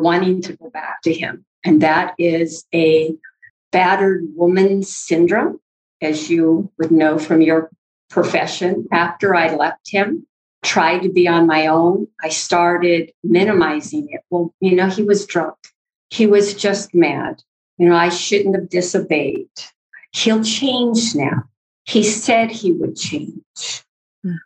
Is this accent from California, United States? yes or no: yes; north of Ukiah, California, United States; moved away as an adult; we're up north of Ukiah, and that's where I was raised and went to school